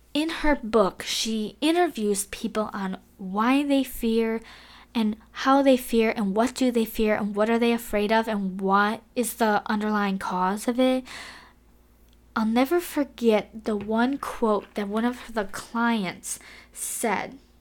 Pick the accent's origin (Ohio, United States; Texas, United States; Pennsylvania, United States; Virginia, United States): Ohio, United States; Cleveland; moved away as an adult; now in Taiwan; move, what, seven thousand six hundred miles away from my hometown in Cleveland, Ohio